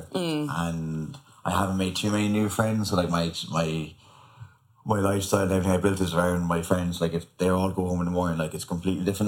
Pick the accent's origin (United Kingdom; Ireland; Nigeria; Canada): Ireland; moved away as an adult; now in Australia